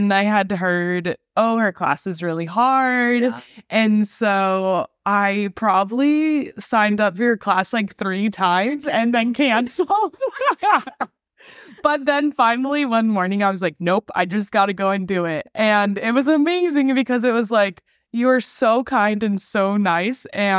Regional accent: Sacramento, California, United States; born or raised there; moved away; also born or lived in Rocklin

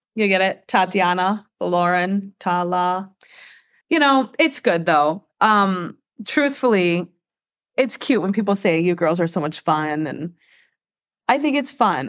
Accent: Michigan, United States; I was born and raised here in America. Uh, actually, in Michigan, the same state

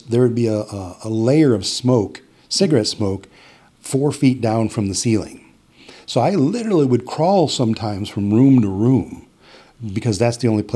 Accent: Las Vegas, Nevada, United States; born or raised there; also born or lived in Buffalo, New York; now in Green Bay, United States

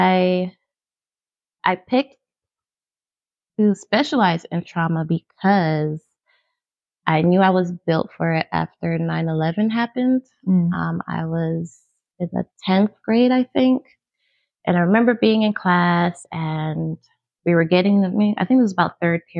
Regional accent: New York City, New York, United States; born or raised there; moved away; also born or lived in Maryland

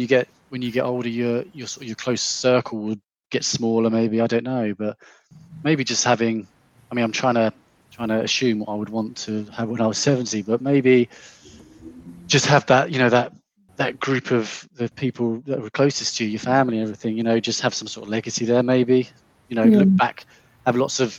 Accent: England, United Kingdom; also born or lived in London; I'm English

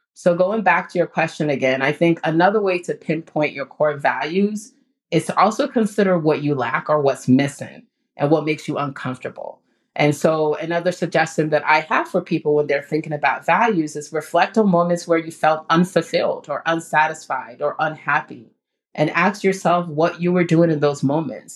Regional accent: Ghana; moved away; the community that I grew up in Ghana

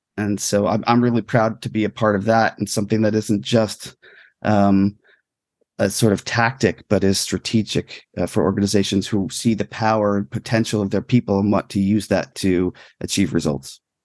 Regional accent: New York area, New Jersey, United States; growing up in New Jersey, New York area

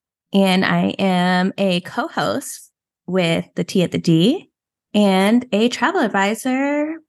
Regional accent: Connecticut, United States; I'm from Connecticut

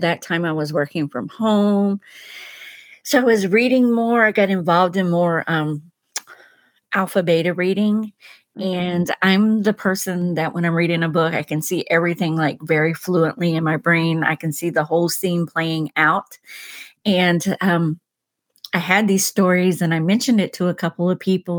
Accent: North Carolina, United States; I'm from North Carolina

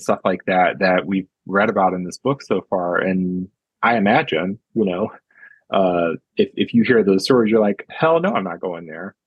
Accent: United States; I'm definitely American

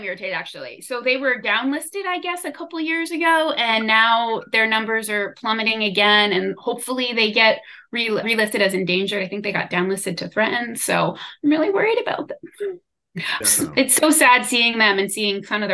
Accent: Jersey Shore, New Jersey, United States; moved away as an adult; also born or lived in Miami; now in Oxford, United Kingdom; I grew up on the Jersey Shore

